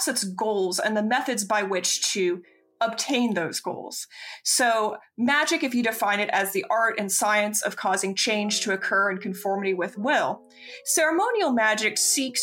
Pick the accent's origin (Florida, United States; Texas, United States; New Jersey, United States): Florida, United States; growing up in Florida, as a queer person